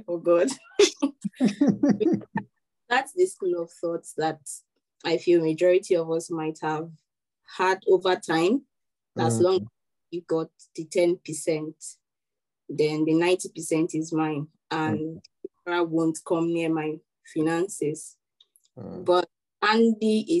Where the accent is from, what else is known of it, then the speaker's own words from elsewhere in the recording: Nigeria; as a Nigerian